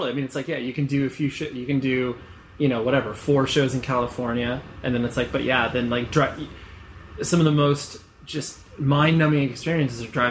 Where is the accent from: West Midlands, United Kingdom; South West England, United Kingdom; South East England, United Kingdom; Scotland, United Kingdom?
South East England, United Kingdom; Canterbury; also born or lived in Herne Bay; I was born in Canterbury, which is where we're based